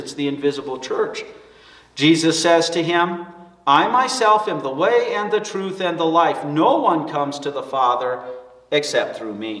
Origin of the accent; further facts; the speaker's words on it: Rawlins, Wyoming, United States; my hometown of Rawlins